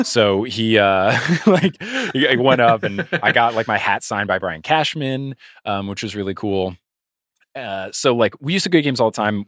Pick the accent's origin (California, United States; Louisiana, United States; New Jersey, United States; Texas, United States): New Jersey, United States; Robbinsville; I grew up in Robbinsville, New Jersey, very close to Trenton and Princeton